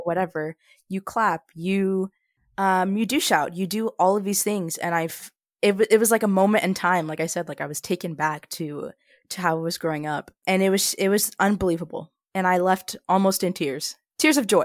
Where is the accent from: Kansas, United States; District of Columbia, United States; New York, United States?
Kansas, United States; Junction City; my hometown of Junction City, Kansas